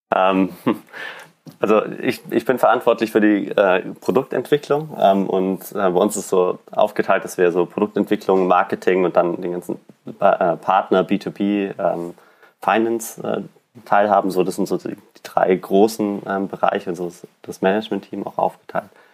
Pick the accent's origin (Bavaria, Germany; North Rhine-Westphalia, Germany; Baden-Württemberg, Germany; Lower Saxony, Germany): Bavaria, Germany; Allgäu; moved away as an adult; now in Berlin, Germany; Also ich bin ähm, im Allgäu aufgewachsen, also mitten in den Bergen